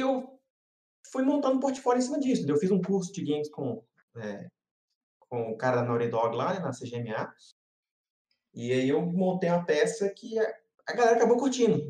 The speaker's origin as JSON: {"language": "Portuguese", "country": "Brazil", "also_born_or_lived": "United States", "accent": "Brazilian", "said": "eu tenho sotaque, a galera fica preocupada em cortar sotaque brasileiro."}